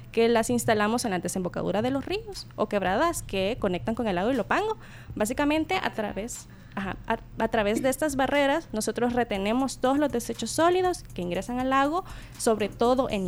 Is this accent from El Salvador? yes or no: yes; El Salvador